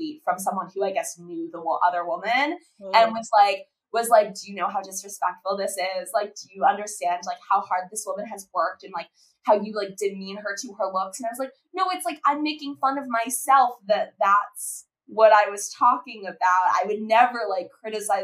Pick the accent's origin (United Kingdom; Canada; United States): United States; South Florida; we were, you know, Jewish girls growing up in South Florida